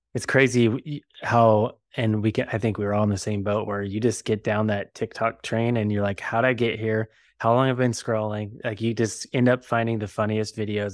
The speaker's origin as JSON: {"language": "English", "town": "Bakersfield", "region": "California", "country": "United States", "said": "I'm from Bakersfield, so I guess I'm Sin Cal"}